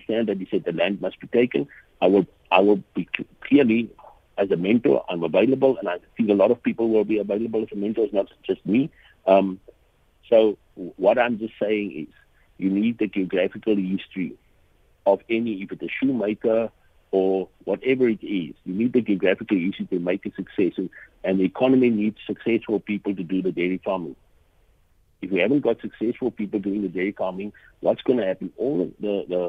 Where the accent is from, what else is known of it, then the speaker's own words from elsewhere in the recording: Western Cape, South Africa; I'm from the Western Cape